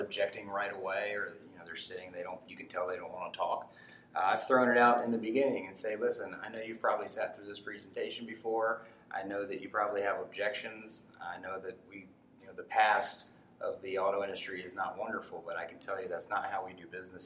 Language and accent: English; Baltimore, Maryland, United States; where I grew up in Baltimore